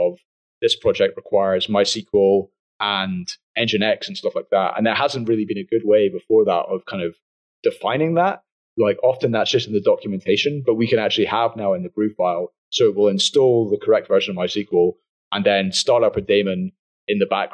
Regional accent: United Kingdom; I'm British

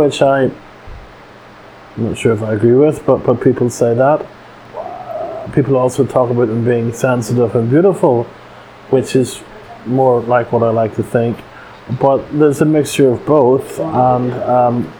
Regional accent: Northern Ireland, United Kingdom; now in United States; just about everybody of my generation who grew up in Northern Ireland

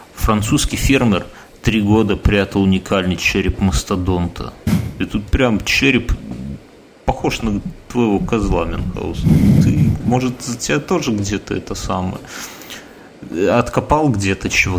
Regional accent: Belarus; я белорус

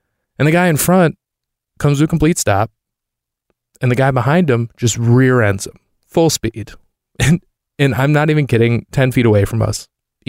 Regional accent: Michigan, United States; there was a Target that's probably a 15-minute walk from the house I grew up in Michigan.

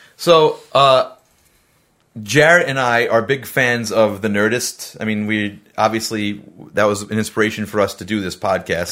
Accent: New York City, New York, United States; I'm from Staten Island

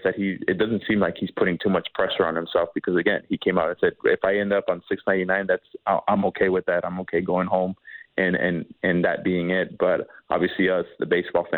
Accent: East Los Angeles, California, United States; my hometown of East Los Angeles

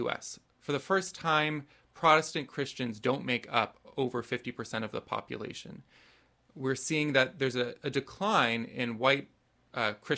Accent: Chicago, Illinois, United States; I grew up outside Chicago

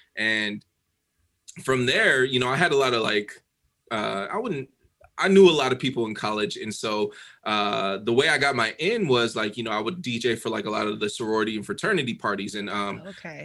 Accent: Denver, Colorado, United States; moved away as an adult; now in Dallas, United States; I grew up in Denver. Um, I grew up in like Southeast Denver

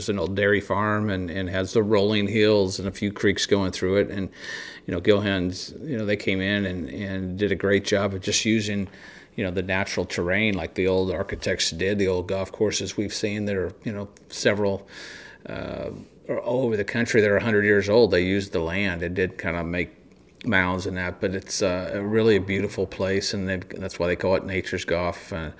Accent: Indiana, United States; moved away as an adult; now in Mississippi, United States; growing up in Indiana

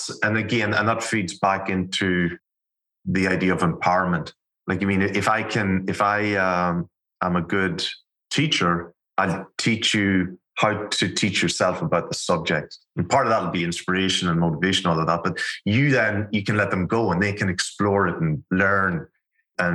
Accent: Ireland; I'm Irish, grew up in Ireland. Accent might have been a giveaway.

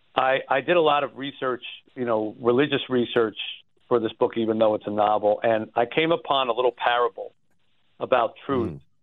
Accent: New Jersey, United States; now in Detroit, United States; I grew up in New Jersey

